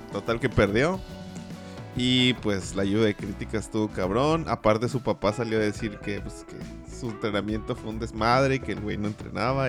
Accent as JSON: {"language": "Spanish", "country": "Mexico", "said": "cómo somos los mexicanos"}